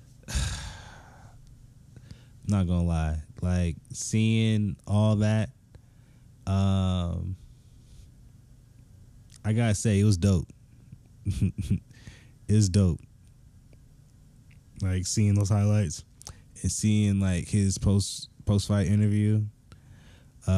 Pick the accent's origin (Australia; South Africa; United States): United States; Tampa, Florida; now in Atlanta, United States; I'm from Tampa